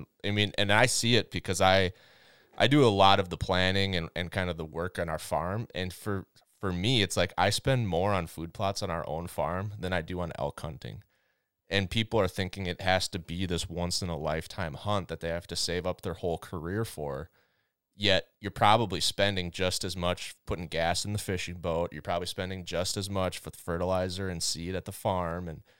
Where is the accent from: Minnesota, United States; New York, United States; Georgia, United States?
Minnesota, United States; So I mean, I grew up in Minnesota, you know this. My family has always been a strong outdoors family.